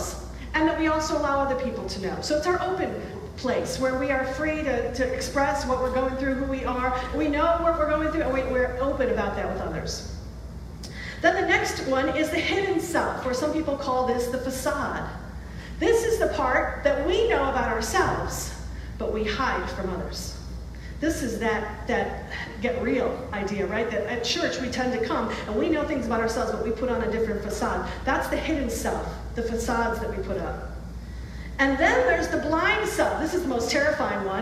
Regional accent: Rochester, New York, United States; moved away as an adult; also born or lived in New Hampshire; I grew up in Rochester, went to college in New Hampshire

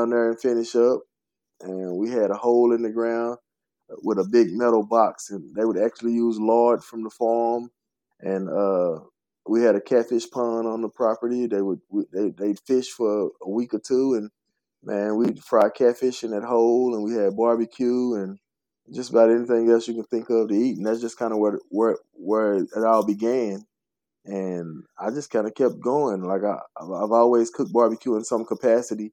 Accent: Fort Worth, Texas, United States; I was born and raised in South Fort Worth, probably 3 minutes from where my restaurant is located.

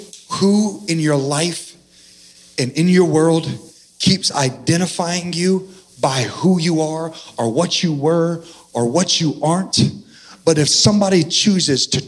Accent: Central Valley, California, United States; also born or lived in San Diego; now in Texas, United States; I'm originally from California in the Central Valley.

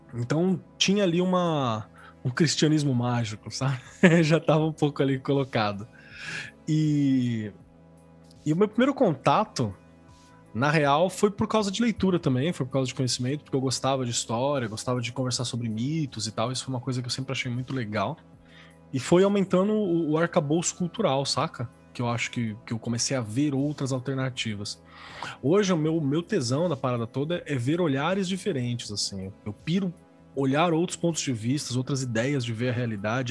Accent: São Paulo, Brazil; also born or lived in Mauá; Eu nasci em São Paulo, na real, mas morei em Mauá por muito tempo.

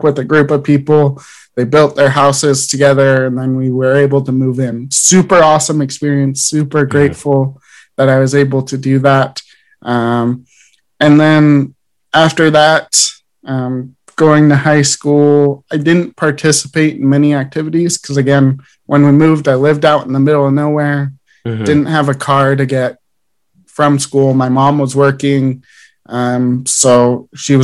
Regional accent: Idaho Falls, Idaho, United States; I grew up in Idaho Falls

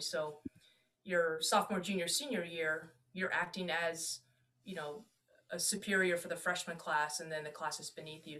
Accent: Washington, District of Columbia, United States; moved away as an adult; also born or lived in Germany / Alabama / Florida / Texas; I'm from the DC area

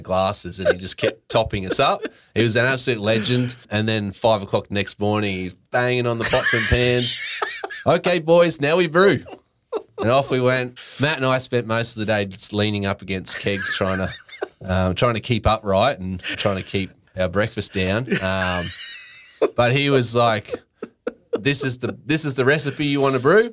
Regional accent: Brisbane, Queensland, Australia; moved away as an adult; now in Sunshine Coast, Australia; I actually grew up in Brisbane

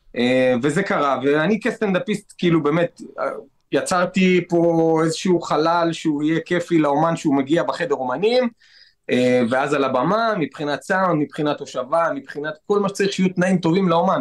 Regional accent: Netanya, Central District, Israel; גדלתי בנתניה

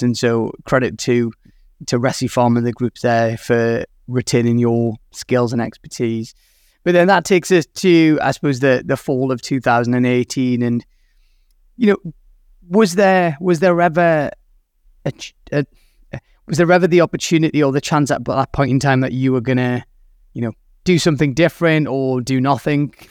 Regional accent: United Kingdom; I am British

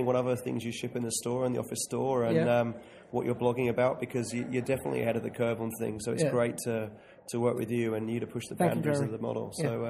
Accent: London, United Kingdom; now in Australia; Me being from London

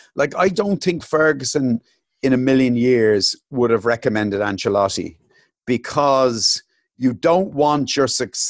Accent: United Kingdom; Oh, is it? Okay. I'm a Brit, full stop.

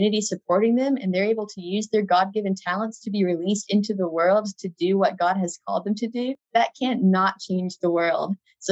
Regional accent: Alberta, Canada; Alberta, where I grew up in Canada

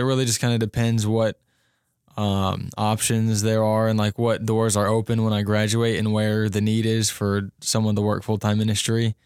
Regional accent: Cincinnati, Ohio, United States; moved away; I'm a junior from Cincinnati, Ohio

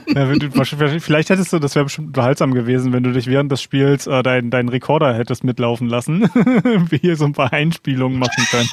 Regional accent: Berlin, Germany; gerade als Berliner

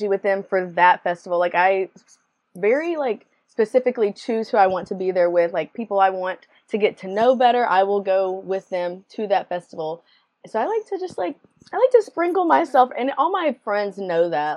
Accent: Alabama, United States; I live in Alabama, born and raised in Alabama

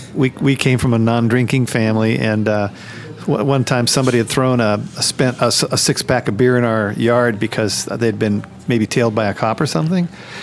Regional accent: California, United States; moved away; also born or lived in Topeka, Kansas; Growing up in California

